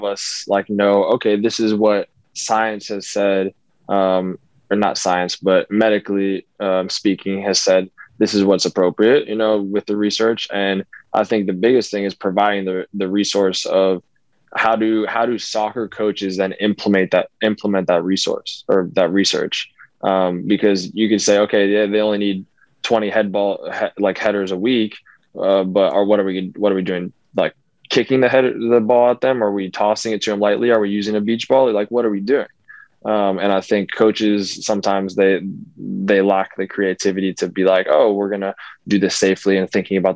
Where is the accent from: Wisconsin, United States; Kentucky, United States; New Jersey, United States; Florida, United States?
Florida, United States; Orlando; also born or lived in Kemi, Finland; I grew up in the Orlando area, spent my whole life here, other than when I was in Kemi, Finland.